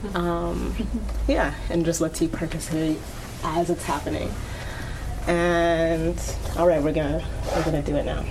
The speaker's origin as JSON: {"language": "English", "town": "Antigonish", "region": "Nova Scotia", "country": "Canada", "tie": "born or raised there", "said": "My hometown is actually Antigonish, Nova Scotia."}